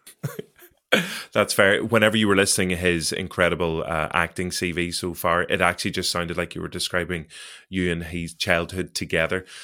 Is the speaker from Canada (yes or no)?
no; Derry, Northern Ireland, United Kingdom; I'm from Derry